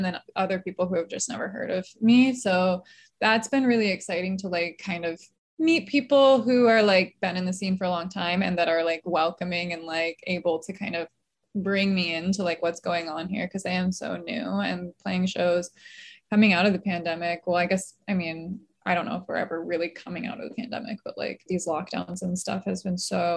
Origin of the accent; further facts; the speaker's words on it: Palm Springs, California, United States; also born or lived in Michigan; now in Los Angeles, United States; I grew up in Palm Springs and then I was in Michigan for a really long time